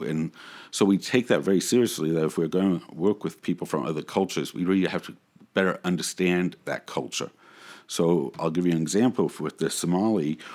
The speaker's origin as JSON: {"language": "English", "area": "San Francisco Bay Area", "region": "California", "country": "United States", "tie": "born or raised there", "also_born_or_lived": "Brooklyn, New York", "moved": "as an adult", "lives_now": "St. Paul, United States", "said": "I was born in Brooklyn, grew up, um, in a typical, fairly reformed family. Uh, when I was ten, we moved to the San Francisco Bay Area, which I love"}